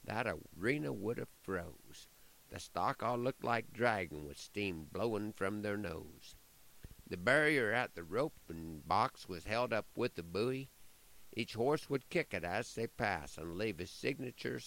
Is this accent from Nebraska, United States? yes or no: yes; Nebraska, United States; My hometown had the honor of hosting the Nebraska State Finals Junior High Rodeo this past week